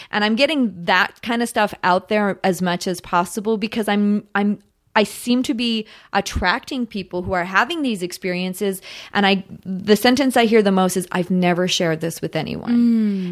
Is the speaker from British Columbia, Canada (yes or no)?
yes; Victoria, British Columbia, Canada; also born or lived in Ottawa, Ontario; now in Los Angeles, United States; I was born in Victoria, British Columbia, up, up island